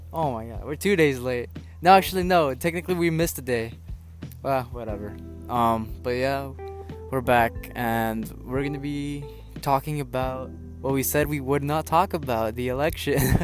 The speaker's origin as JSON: {"language": "English", "region": "California", "country": "United States", "said": "I'm from California"}